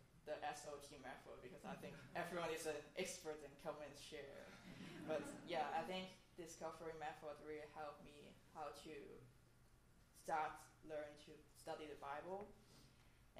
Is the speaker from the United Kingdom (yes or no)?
no; Hong Kong; moved away; I'm from Hong Kong